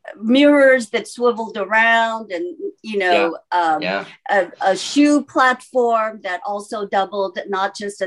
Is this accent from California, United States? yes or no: yes; California, United States; also born or lived in Seoul, South Korea / New York City; now in Los Angeles, United States; I myself came to the States when I was 8 years old, to California with my parents